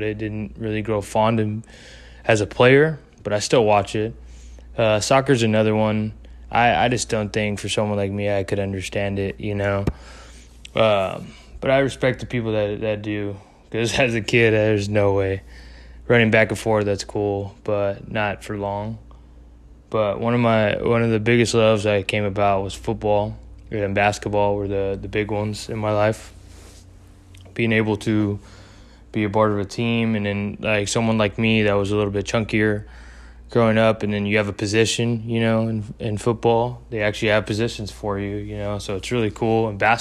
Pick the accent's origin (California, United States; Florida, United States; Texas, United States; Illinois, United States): Texas, United States; I am from Texas.